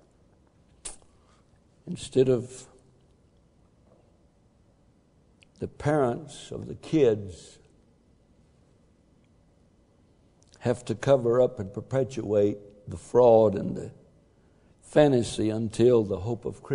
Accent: Texas, United States; I'm a Texan

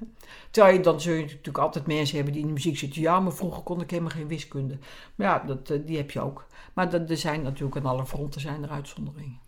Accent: Zaanstreek, North Holland, Netherlands; bij ons in de Zaanstreek had je een, een, programma

